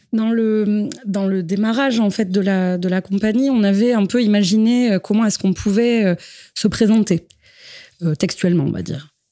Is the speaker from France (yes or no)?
yes; Basque Country, Nouvelle-Aquitaine, France; on est issus du Pays basque